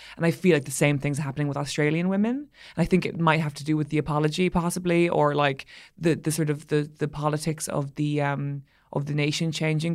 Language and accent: English; Ireland; being an Irish person